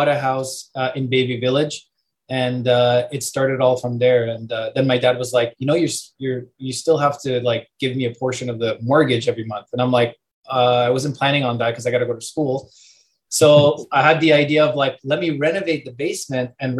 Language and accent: English; Canada; born or raised there; also born or lived in Europe